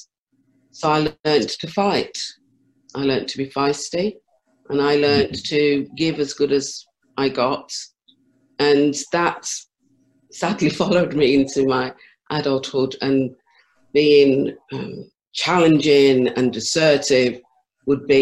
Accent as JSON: {"language": "English", "town": "Birmingham", "region": "West Midlands", "country": "United Kingdom", "tie": "born or raised there", "said": "I was born and raised in Handsworth in Birmingham"}